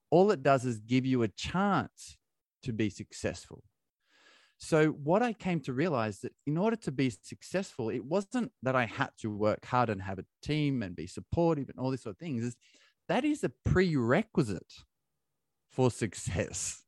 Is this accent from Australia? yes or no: yes; Australia; moved away as an adult; now in United Kingdom; I'm from Australia